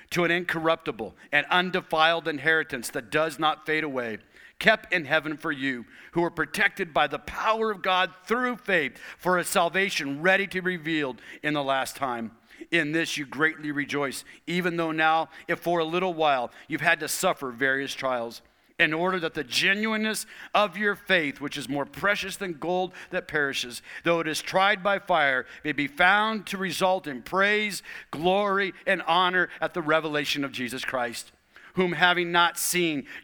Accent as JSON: {"language": "English", "town": "Tucson", "region": "Arizona", "country": "United States", "tie": "born or raised there", "also_born_or_lived": "Portland, Oregon", "moved": "as an adult", "said": "where I had grown up, my hometown, Tucson, Arizona"}